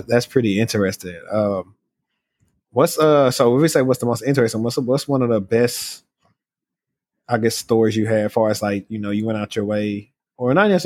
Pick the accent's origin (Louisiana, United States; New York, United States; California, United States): Louisiana, United States; Shreveport; I'm from Shreveport, Louisiana